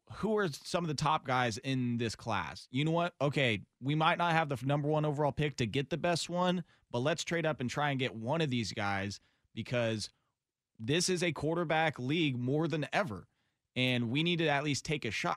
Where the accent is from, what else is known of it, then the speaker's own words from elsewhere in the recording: Tualatin, Oregon, United States; also born or lived in Sherwood, Oregon; I grew up in Tualatin, moved to Sherwood in, like, eighth grade